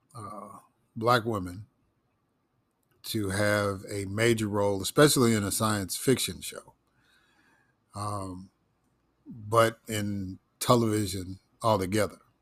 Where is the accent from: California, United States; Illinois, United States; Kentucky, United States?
Illinois, United States; Chicago; growing up in Chicago, there was a neighborhood called Bridgeport.